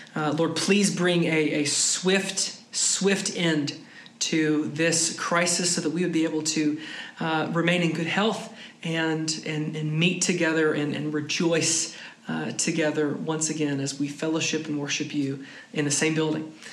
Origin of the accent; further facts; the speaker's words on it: United States; moved away as an adult; now in Europe; an American living in Europe